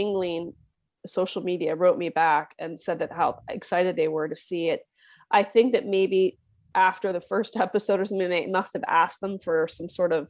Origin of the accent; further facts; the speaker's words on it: Philadelphia, Pennsylvania, United States; moved away; I'm from the Philadelphia area.